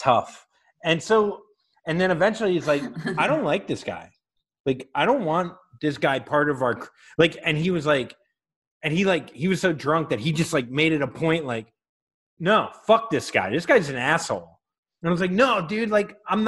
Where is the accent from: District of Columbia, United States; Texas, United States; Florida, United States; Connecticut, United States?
Florida, United States; I'm from Florida